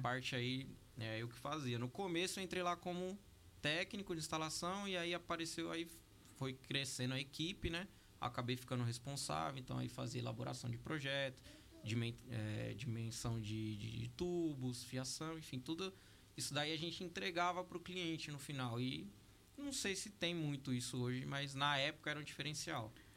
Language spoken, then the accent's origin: Portuguese; Ferraz de Vasconcelos, São Paulo, Brazil; sou de Ferraz de Vasconcelos